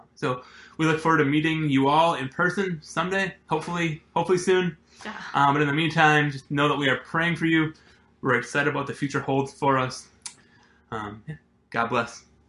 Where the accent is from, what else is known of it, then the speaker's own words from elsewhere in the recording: Appleton, Wisconsin, United States; I was born in Appleton, Wisconsin. Um, I lived there with my parents and my two younger siblings until I went off to college